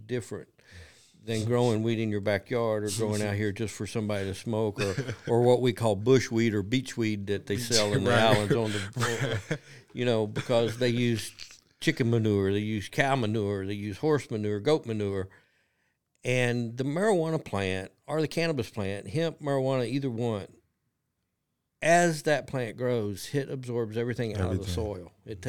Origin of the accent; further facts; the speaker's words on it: Kentucky, United States; I'm from Kentucky. I'm a dumb old country boy from Kentucky.